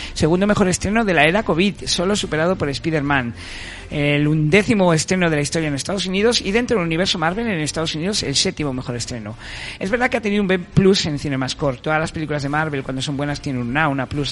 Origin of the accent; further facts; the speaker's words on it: Madrid, Community of Madrid, Spain; los que somos de Madrid